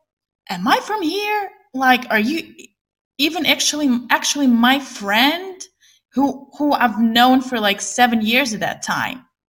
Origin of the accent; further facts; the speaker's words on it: Ukraine; moved away as an adult; also born or lived in China; Originally, I'm from Ukraine.